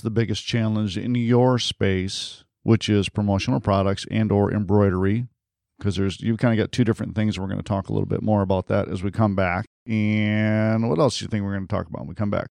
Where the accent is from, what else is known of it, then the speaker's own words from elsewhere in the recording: Detroit, Michigan, United States; moved away; I'm from Detroit originally